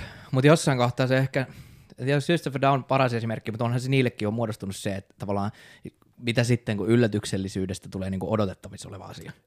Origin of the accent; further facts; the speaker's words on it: Raisio, Southwest Finland, Finland; accent: Turku dialect; moved away as an adult; now in Turku, Finland; Raision kaupungista kotoisia – sieltä itse asiassa ollaan meidän kitaristi Kasperin kanssa molemmat kotosi, ollaan käyty siellä samat yläasteet